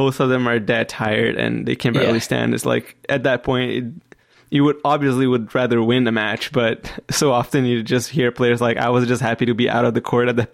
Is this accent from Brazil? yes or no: yes; Brazil; I come from Brazil